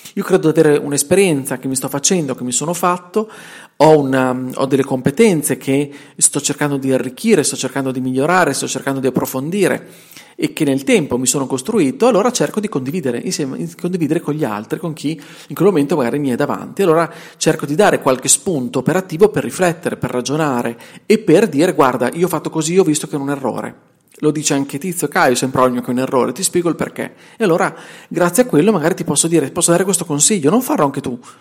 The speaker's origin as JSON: {"language": "Italian", "town": "Bologna", "region": "Emilia-Romagna", "country": "Italy", "accent": "Bolognese", "said": "senti il mio dialetto, senti la mia inflessione, che è bolognese perché sono bolognese e vivo in provincia di Bologna"}